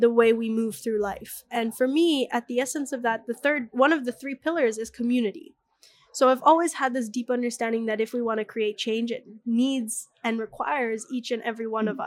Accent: Bali, Indonesia; the way that I was raised in Bali

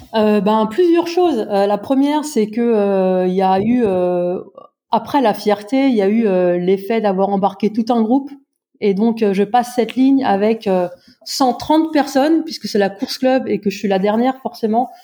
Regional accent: Brittany, France; J'habite dans la région la plus ensoleillée euh, de France et la plus exotique puisque je viens de Bretagne.

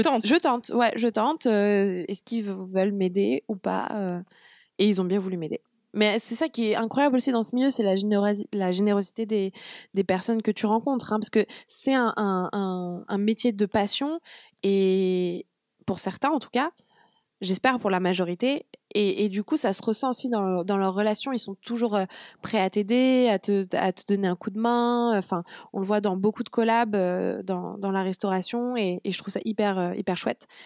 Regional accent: Le Havre, Normandy, France; also born or lived in Brussels; Je suis normande. Donc, je suis née au Havre

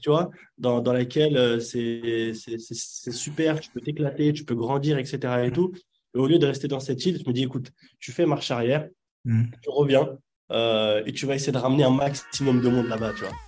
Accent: Yvelines, Île-de-France, France; French is a second language; also born or lived in Casablanca, Morocco; je suis né à Casablanca. Je suis arrivé très jeune, à l'âge de, 5-6 ans. Et puis, j'ai grandi principalement dans, dans les Yvelines.

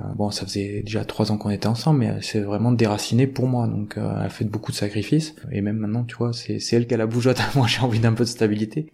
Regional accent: Isle, Nouvelle-Aquitaine, France; also born or lived in Montauban; j'ai grandi, j'ai grandi à Île-sur-Vienne

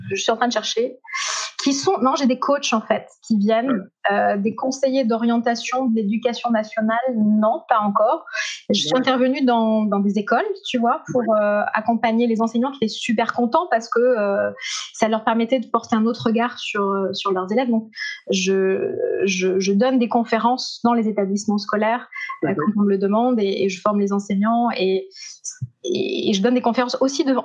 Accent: Montpellier, Occitania, France; moved away as an adult; also born or lived in Strasbourg; comme j'étais de Montpellier

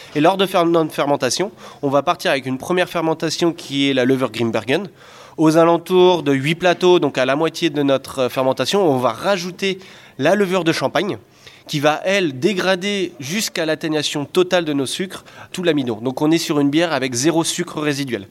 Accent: France; moved away as an adult; now in Belgium; je suis français, j'arrive au brasseur français en Belgique

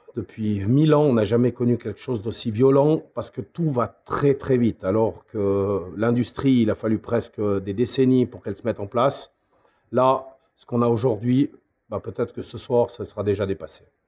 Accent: Switzerland; chez nous, en Suisse, Migros et Coop

